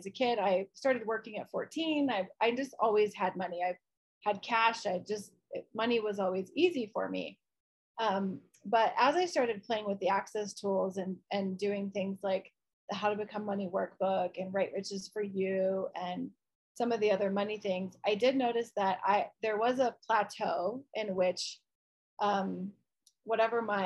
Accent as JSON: {"language": "English", "region": "Midwest", "country": "United States", "tie": "born or raised there", "said": "I grew up in the Midwest"}